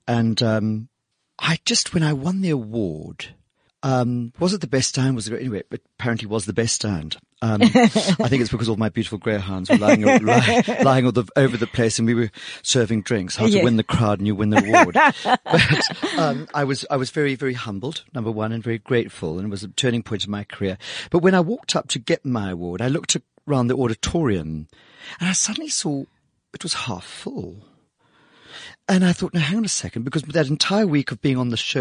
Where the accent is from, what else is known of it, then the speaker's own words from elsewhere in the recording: South Africa; our award-winning status as South African designers